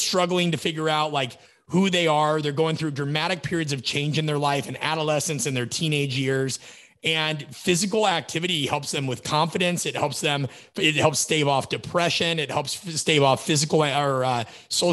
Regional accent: Nebraska, United States; I grew up in the Midwest, so we climbed trees

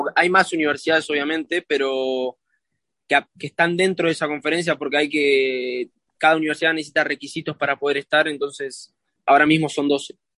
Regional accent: Argentina; now in Miami, United States; somos 12, 12 argentinos

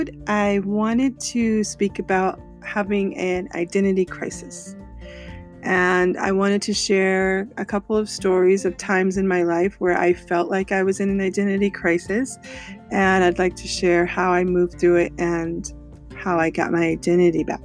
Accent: Colorado, United States; moved away as an adult; also born or lived in California; I moved from California to Colorado, where I was born and raised

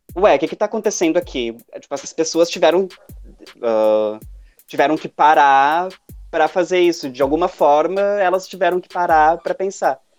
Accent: Porto Alegre, Rio Grande do Sul, Brazil; sou de Porto Alegre, trabalho num, num bar aqui

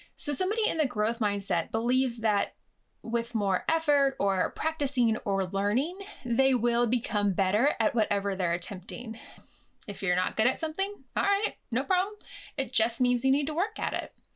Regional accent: United States; moved away as an adult; now in United Kingdom; growing up in the United States

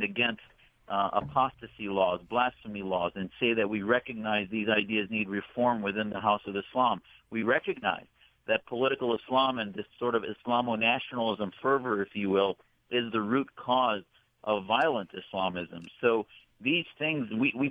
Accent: United States; I served my country 11 years as a naval officer

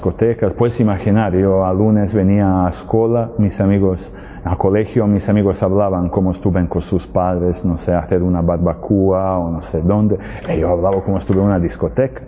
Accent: Serbia; Spanish is a second language; moved away as an adult; also born or lived in Spain; now in Medjugorje, Bosnia and Herzegovina; Yo soy, vengo, soy de Serbia, pero ya algunos años vivo en Medjugorje, en Bosnia y Herzegovina y, y España

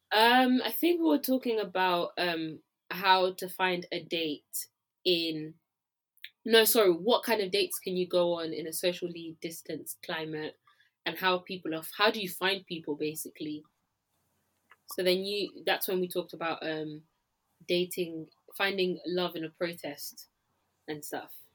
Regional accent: Nigeria; now in London, United Kingdom; as a Nigerian, I can roast my people

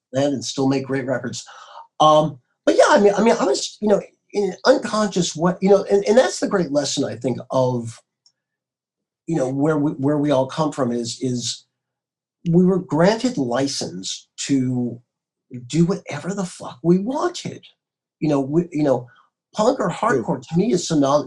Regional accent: Marblehead, Massachusetts, United States; now in Southern California, United States; growing up in the Boston area

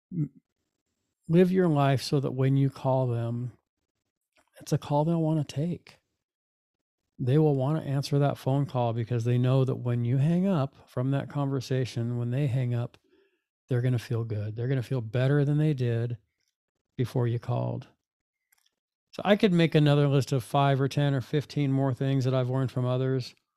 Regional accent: Fullerton, California, United States; the life of an eighteen-year-old when I was graduating from Fullerton High School

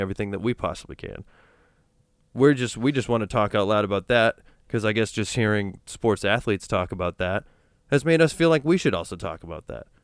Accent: New Hampshire, United States; now in Los Angeles, United States; I grew up in New Hampshire, which is predominantly white

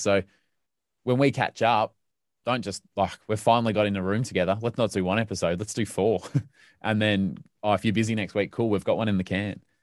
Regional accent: Melbourne, Victoria, Australia; where I grew up in Melbourne

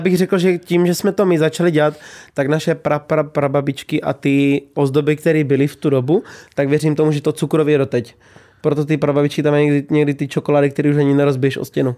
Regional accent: Bohemia, Czechia; u nás v Čechách

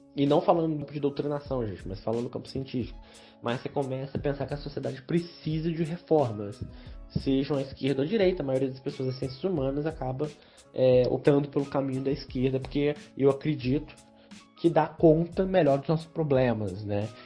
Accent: Barra Mansa, Rio de Janeiro, Brazil; Eu sou nascido e criado na Vista Alegre, minha família é toda da Vista Alegre.

